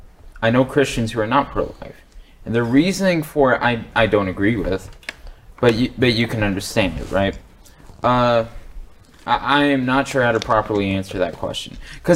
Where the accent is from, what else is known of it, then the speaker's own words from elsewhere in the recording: the South, United States; Hey, I'm a Southerner too.